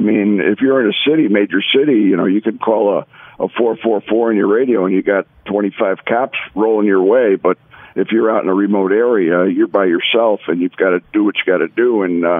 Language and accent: English; Chicago, Illinois, United States; moved away as an adult; also born or lived in Las Vegas; I grew up in Chicago on the south side, right near Midway Airport.